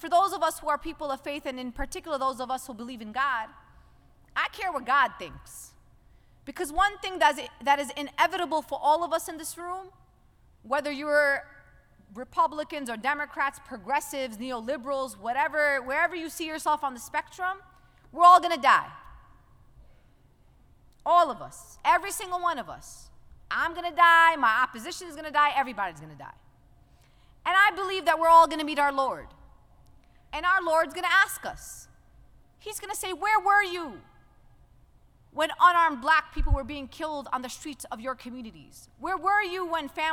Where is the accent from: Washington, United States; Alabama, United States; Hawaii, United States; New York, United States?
New York, United States; New York City; I came from Brooklyn